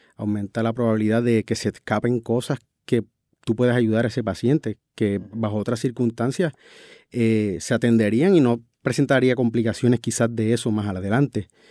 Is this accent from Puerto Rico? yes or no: yes; San Sebastián, Puerto Rico; yo vengo de de un pueblo rural, yo soy natural de San Sebastián